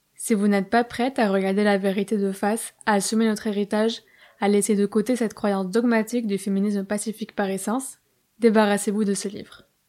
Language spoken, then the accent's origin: French; Bayonne, Nouvelle-Aquitaine, France; moved away as an adult; also born or lived in Paris; j'étais au lycée à Bayonne